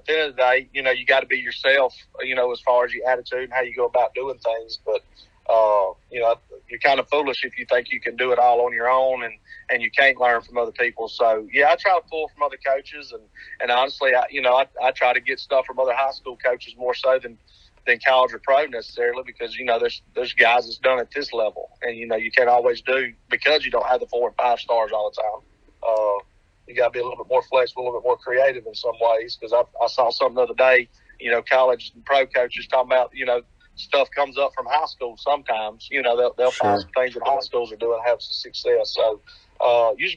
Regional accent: United States; moved away as an adult; now in Pearl River County, Mississippi, United States; I grew up pretty much on the Mississippi line

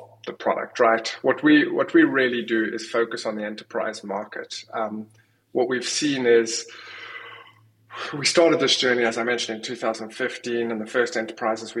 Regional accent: South Africa; moved away; also born or lived in United Kingdom; I'm from South Africa originally

